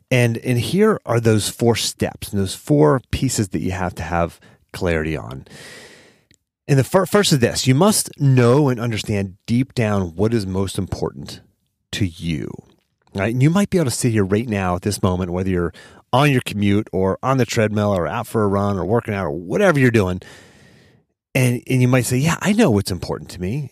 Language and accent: English; Pittsburgh, Pennsylvania, United States; my hometown of Pittsburgh